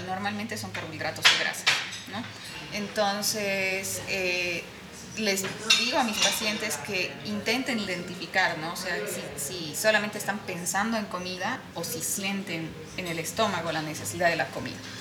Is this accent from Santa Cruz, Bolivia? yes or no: no; Sucre, Chuquisaca, Bolivia; soy de Sucre